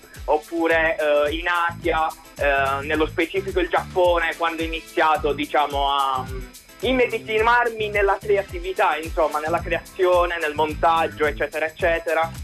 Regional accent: province of Bari, Apulia, Italy; provincia di Bari

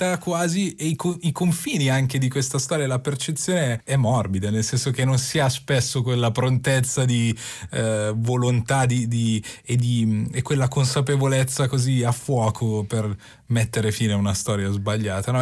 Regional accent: Milan, Lombardy, Italy; io sono di Milano

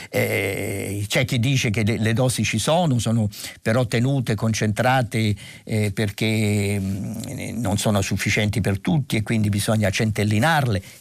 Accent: Marche, Italy; born there; buonsenso e pragmatismo marchigiano direi, insomma io sono nato nelle Marche quindi in qualche modo sono partecipe a questa idea

